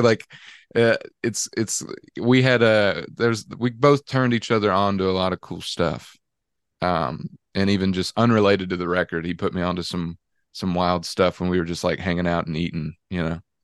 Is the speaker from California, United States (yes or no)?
no; Dallas, Georgia, United States; being from Dallas, Georgia, I've gotten kind of this fake Texan look my whole life